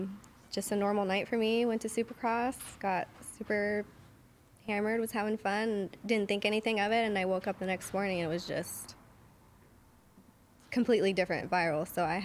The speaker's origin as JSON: {"language": "English", "region": "California", "country": "United States", "tie": "born or raised there", "also_born_or_lived": "Orange County, California / Huntington Beach, California", "said": "No, I just moved back. Originally, I grew up in the 909."}